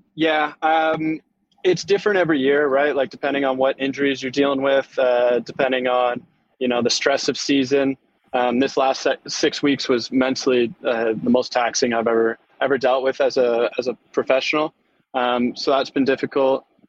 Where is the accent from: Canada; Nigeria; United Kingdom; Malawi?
Canada; Keswick, Ontario; I was I was coming from Keswick.